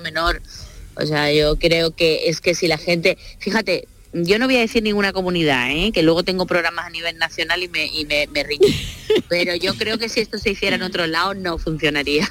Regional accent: Sanlúcar de Barrameda, Andalusia, Spain

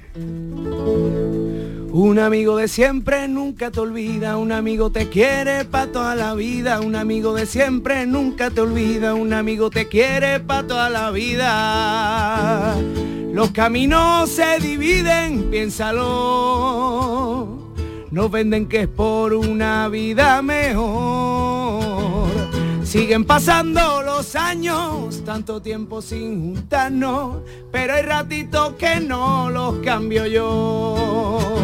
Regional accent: Utrera, Andalusia, Spain; mi pueblo, de mi tierra de Utrera

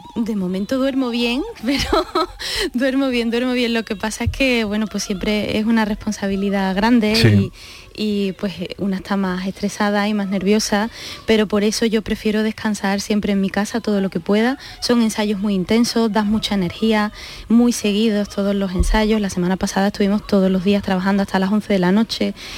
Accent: Seville, Andalusia, Spain; el público de Sevilla, que es mi tierra

